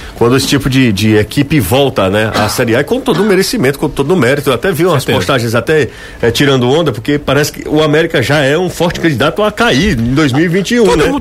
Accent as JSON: {"language": "Portuguese", "region": "interior of Ceará", "country": "Brazil", "said": "de onde eu venho eu sei que ainda o aspecto de torcer é, Flamengo, Corinthians, os clubes do Rio e São Paulo ainda é muito forte no interior"}